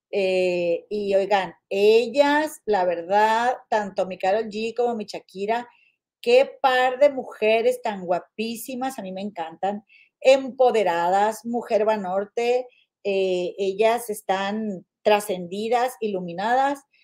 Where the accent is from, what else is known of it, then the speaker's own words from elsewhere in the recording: Monterrey, Nuevo León, Mexico; regias, guadalupanas